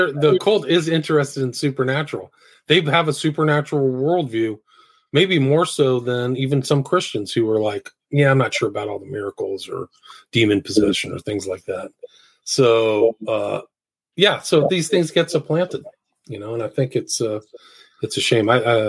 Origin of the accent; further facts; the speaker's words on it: San Francisco, California, United States; Like, I grew up in San Francisco, and it's like, I think there's that book, San Francisco.